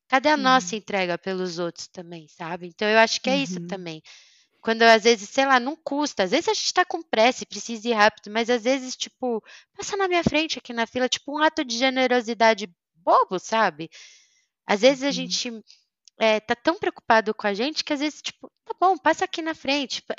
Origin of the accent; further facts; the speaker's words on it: Germany; ah, mas eu sou sincera, mas eu sou alemã.